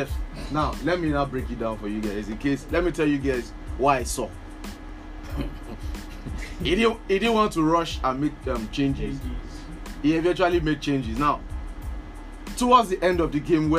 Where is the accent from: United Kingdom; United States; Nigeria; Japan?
Nigeria; as a Nigerian fan